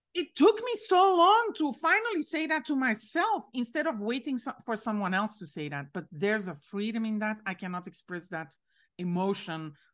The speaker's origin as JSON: {"language": "English", "country": "Belgium", "said": "I'm from Belgium, but my father is Moroccan."}